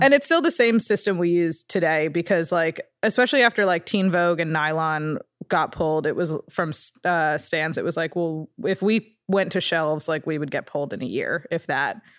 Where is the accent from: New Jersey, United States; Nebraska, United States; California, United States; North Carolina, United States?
New Jersey, United States; Ridgewood; moved away; It's called Ridgewood, New Jersey